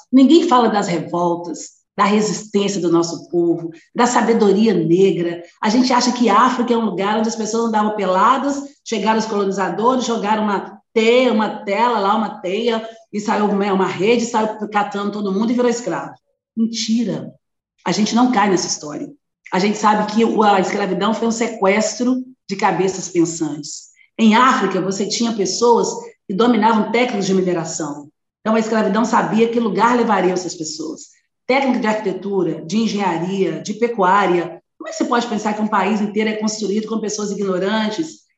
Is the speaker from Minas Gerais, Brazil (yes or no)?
yes; Belo Horizonte, Minas Gerais, Brazil; eu sou de uma família pobre, muito pobre, de Belo Horizonte, Minas Gerais, eu sou mineira